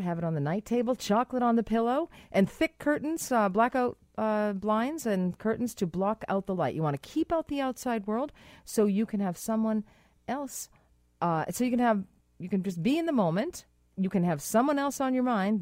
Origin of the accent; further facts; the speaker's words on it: Boston, Massachusetts, United States; accent: Boston; my Boston accent came out there